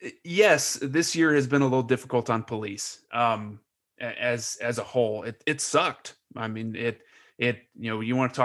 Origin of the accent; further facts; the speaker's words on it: Lebanon; When we grew up in Lebanon, we didn't care what anybody looked like.